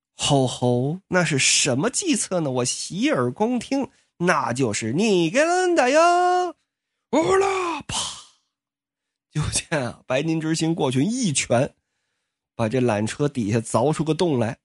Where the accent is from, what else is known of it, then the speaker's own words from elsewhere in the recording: Liaoning, China; 我就是辽宁人